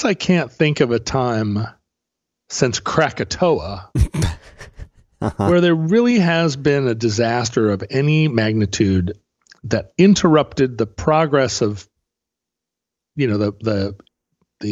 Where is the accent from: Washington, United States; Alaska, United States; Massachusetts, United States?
Alaska, United States; now in Pacific Northwest, United States; growing up in Alaska